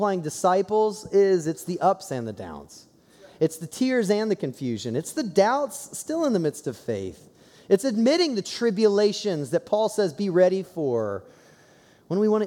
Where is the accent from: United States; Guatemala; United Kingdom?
United States; Columbus, Ohio; I growing up in Columbus, Ohio